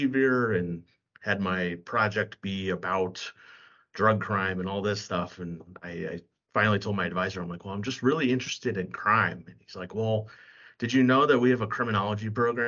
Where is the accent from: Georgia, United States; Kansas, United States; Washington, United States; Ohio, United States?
Kansas, United States; Kansas City; moved away as an adult; also born or lived in California / Manhattan, Kansas / Philadelphia; now in Minneapolis, United States; I actually was born and raised in California, but spent most of my childhood and growing up in Kansas City, the Kansas side specifically